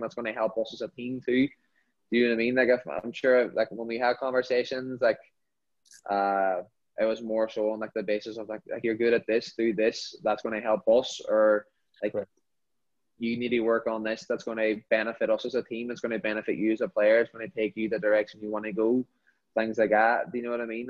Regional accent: Derry, Northern Ireland, United Kingdom; born or raised there; moved away as an adult; now in United States

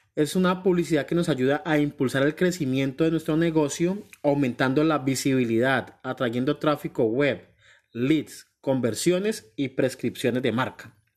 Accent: Colombia; now in New York, United States; Soy un colombiano

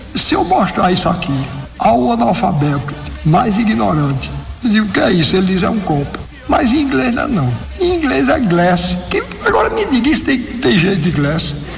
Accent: Brazil; eu nasci num país que fala português

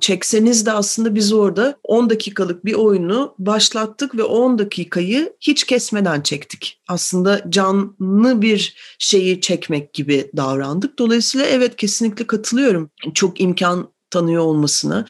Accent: Ankara, Turkey; moved away as an adult; now in Istanbul, Turkey; Ankaralıyım ben doğuma büyüme

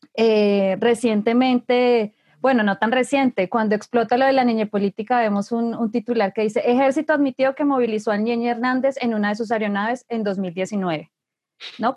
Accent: Colombia; como colombianos

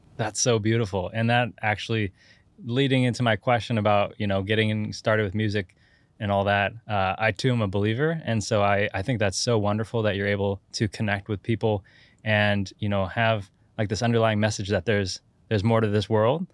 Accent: Santa Cruz Mountains, California, United States; I'm from the Santa Cruz Mountains

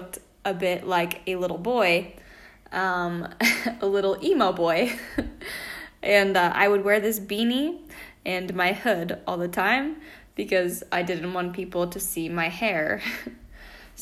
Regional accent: Washington, United States; moved away as an adult; also born or lived in Spain; now in Italy; I'm from Washington State, but currently I live in Italy

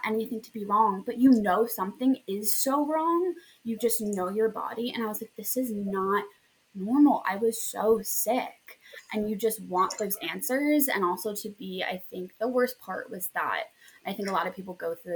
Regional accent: New Jersey, United States; also born or lived in Hoboken; I am from New Jersey and I currently live

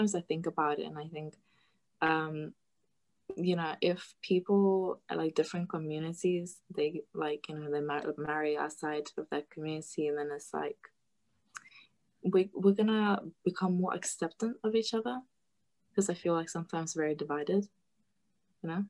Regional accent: Lithuania; moved away; I'm originally from Lithuania

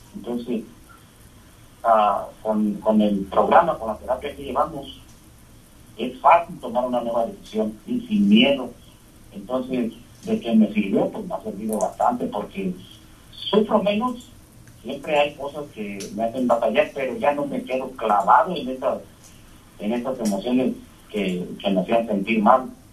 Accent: Mexico; nosotros como latinos, mexicanos, como soy yo

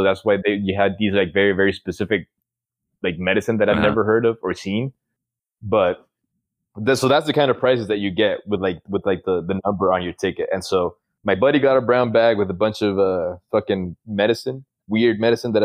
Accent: Honduras; moved away; growing up in Honduras

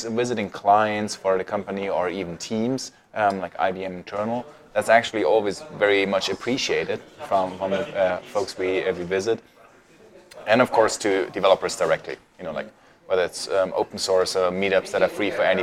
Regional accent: Munich, Bavaria, Germany; moved away as an adult; now in Vienna, Austria; Originally, I'm from Germany, from Munich

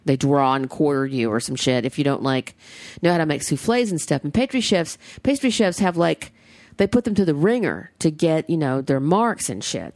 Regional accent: the South, United States; now in Southern California, United States; I'm the Southerner.

